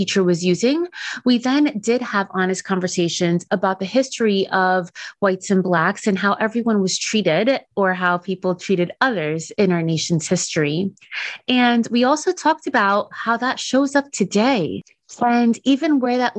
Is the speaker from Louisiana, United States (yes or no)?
no; New York City, New York, United States; also born or lived in New Jersey; Growing up in New York City and Jersey, I always had MLK Day off from school